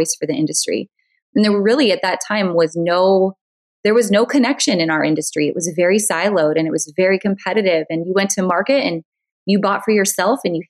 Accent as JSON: {"language": "English", "region": "North Dakota", "country": "United States", "tie": "born or raised there", "said": "I'm originally from North Dakota. And as you can imagine, North Dakota is not exactly the fashion mecca of the world. Although I grew up loving fashion and I loved boutiques, and we really didn't have much for boutiques when I was growing up."}